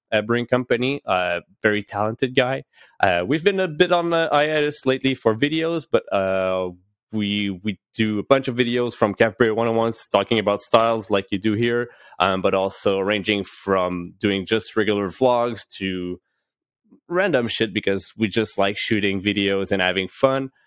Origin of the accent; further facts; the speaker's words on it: Gatineau, Quebec, Canada; I'm originally from Gatineau. I'm still in Gatineau